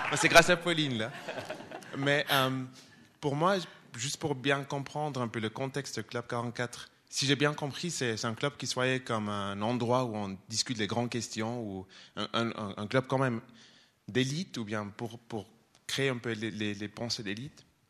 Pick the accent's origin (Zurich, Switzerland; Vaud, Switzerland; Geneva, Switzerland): Zurich, Switzerland; moi je suis de Zurich